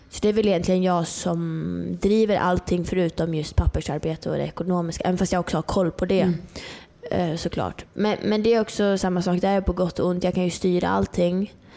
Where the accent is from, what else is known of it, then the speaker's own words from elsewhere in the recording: Norrland, Sweden; jag är uppe från Norrland. Jag bodde helt ute i skogen, liksom. Jag har alltid fått vara själv